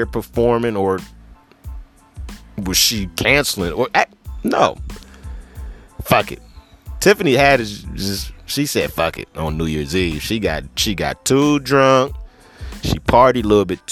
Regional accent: Cleveland, Ohio, United States; I'm from Cleveland

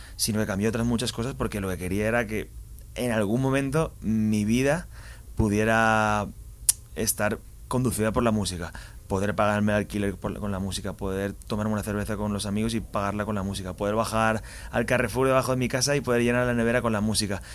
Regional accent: Valencia, Valencian Community, Spain; soy de Valencia, empecé muy jovencito.

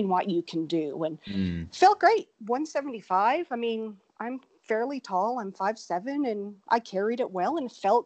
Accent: Newfoundland and Labrador, Canada; moved away as an adult; now in Austin, United States; I actually grew up in Newfoundland, Canada

